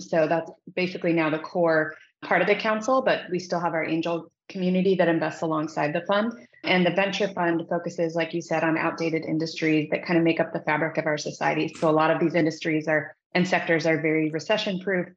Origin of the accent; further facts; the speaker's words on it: Midwest, United States; moved away as an adult; also born or lived in Indiana; now in Silicon Valley, United States; I grew up in the Midwest